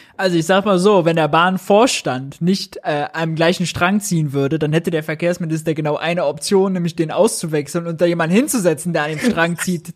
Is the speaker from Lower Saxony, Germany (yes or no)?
no; Mönchengladbach, North Rhine-Westphalia, Germany; moved away; Ich komme aus Gladbach, da ist die Heimat, da ist die Family